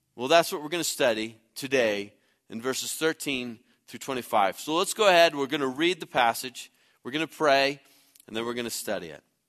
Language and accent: English; Midwest, United States; moved away; I grew up in the Midwest